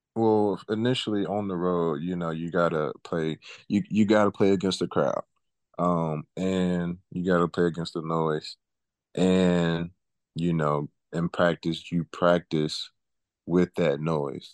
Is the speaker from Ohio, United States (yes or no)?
no; Auburn, Alabama, United States; growing up in Auburn, I always did the camps